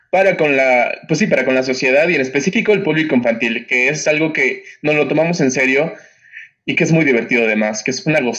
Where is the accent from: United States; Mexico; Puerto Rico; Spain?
Mexico; Oaxaca; moved away; also born or lived in Mexico City; yo vengo de Oaxaca y, y quizás son un poquito pretencioso, pero, pero ser de Oaxaca sí marca, marca bastante.